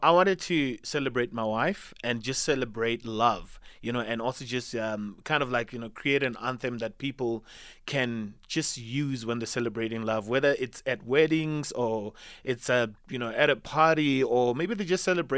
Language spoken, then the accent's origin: English; Venda, Limpopo, South Africa; now in Gauteng, South Africa; I grew up in Venda. Yeah. So in Mukura village. So that's around Thendo side, you know, the villages that are close to Thendo